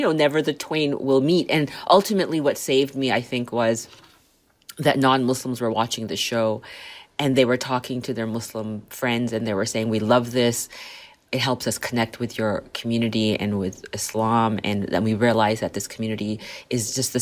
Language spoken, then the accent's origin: English; Canada; also born or lived in Liverpool, United Kingdom / Saskatchewan; I was born in Liverpool, UK, raised in Canada